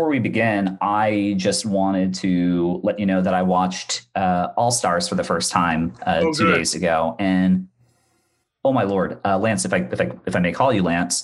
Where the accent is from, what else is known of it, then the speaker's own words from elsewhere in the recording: Bermuda; moved away; I am from the island of Bermuda.